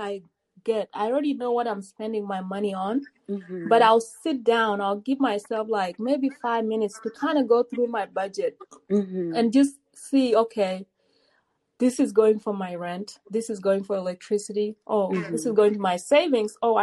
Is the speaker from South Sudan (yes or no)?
yes; South Sudan; now in United States; I'm a South Sudanese